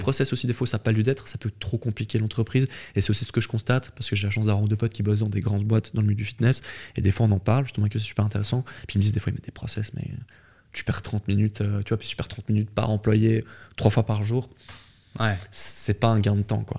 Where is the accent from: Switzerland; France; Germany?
Switzerland; je suis né en Suisse